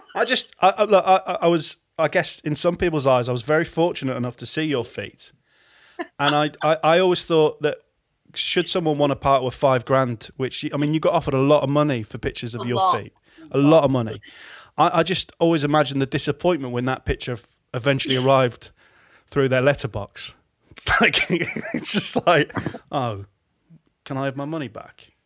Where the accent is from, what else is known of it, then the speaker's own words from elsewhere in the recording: Hull, Yorkshire and the Humber, United Kingdom; my hometown station of Viking